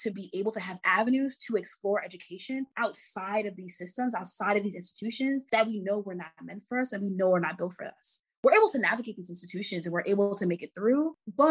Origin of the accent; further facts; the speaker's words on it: New York City, New York, United States; I'm from Jamaica, Queens.